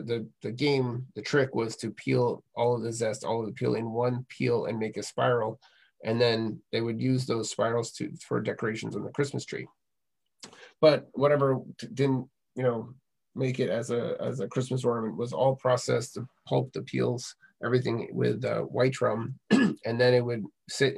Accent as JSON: {"language": "English", "region": "Maine", "country": "United States", "tie": "born or raised there", "said": "I grew up in Maine"}